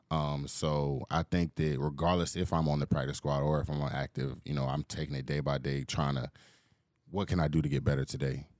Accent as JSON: {"language": "English", "town": "Atlanta", "region": "Georgia", "country": "United States", "tie": "born or raised there", "said": "growing up in Atlanta"}